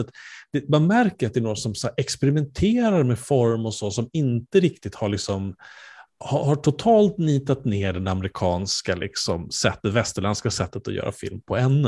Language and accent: Swedish; Sweden; vi som svenskar